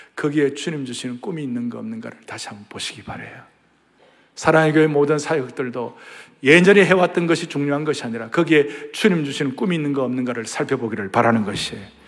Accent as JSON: {"language": "Korean", "region": "southern Korea", "country": "South Korea", "tie": "born or raised there", "said": "제가 남쪽에서 태어났으니"}